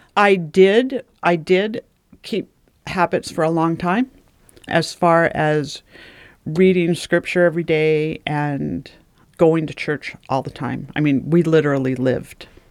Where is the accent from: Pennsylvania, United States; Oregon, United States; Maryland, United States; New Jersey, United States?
Oregon, United States; also born or lived in California; we moved from California up to Oregon